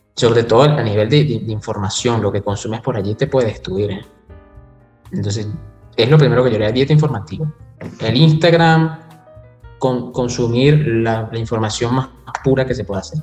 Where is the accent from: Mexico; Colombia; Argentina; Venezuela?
Venezuela; somos venezolanos